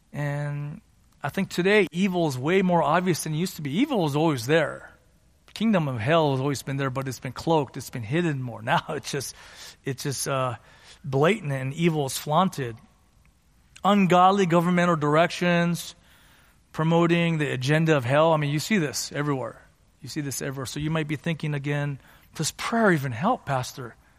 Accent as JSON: {"language": "English", "area": "San Gabriel Valley", "region": "California", "country": "United States", "tie": "born or raised there", "said": "I grew up in the San Gabriel Valley here and to immigrant parents"}